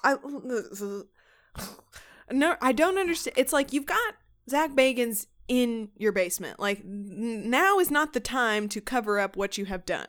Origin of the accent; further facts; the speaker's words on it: Houston, Texas, United States; we are from Texas